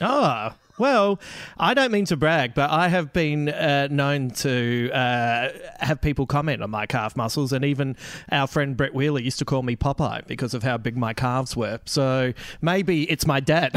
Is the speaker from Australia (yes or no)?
yes; Adelaide, South Australia, Australia; my hometown.